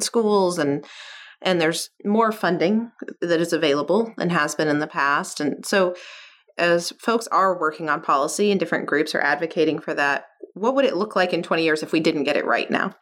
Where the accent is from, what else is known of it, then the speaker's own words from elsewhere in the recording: Kentucky, United States; where I grew up, I'm from Kentucky